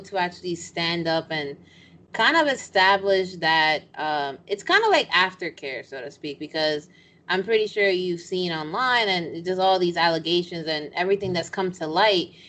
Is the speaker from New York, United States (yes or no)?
yes; New York, United States; I'm from New York. I'm Dominican